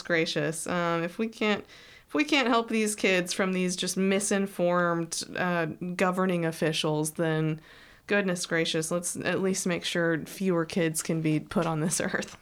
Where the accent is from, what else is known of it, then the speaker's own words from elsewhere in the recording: Texas, United States; I'm from I'm from Texas